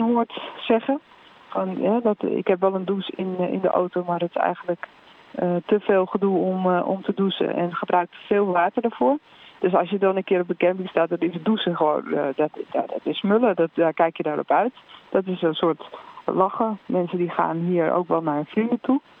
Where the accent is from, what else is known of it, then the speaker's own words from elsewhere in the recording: Netherlands; Ik kom uit Nederland